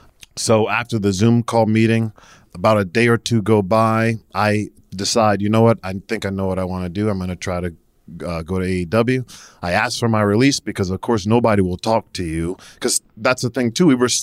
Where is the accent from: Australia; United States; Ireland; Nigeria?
United States; New Jersey; I don't know anymore. I'm originally from New Jersey.